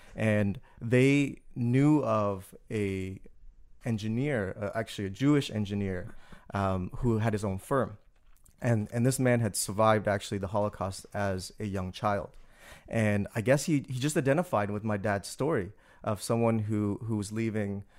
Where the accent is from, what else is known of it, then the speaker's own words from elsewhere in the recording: Toronto, Ontario, Canada; moved away as an adult; also born or lived in Malaysia; now in New Orleans, United States; being Canadian kid, really, um, with this Vietnamese background that I didn't really know too much about and that eventually I, I discovered growing up